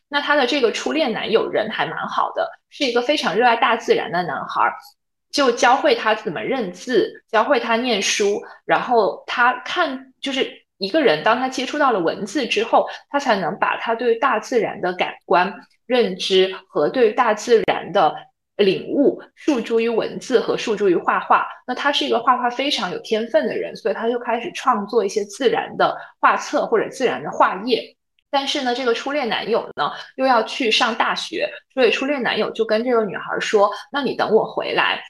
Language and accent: Chinese; Guangzhou, Guangdong, China; 我是来自广州的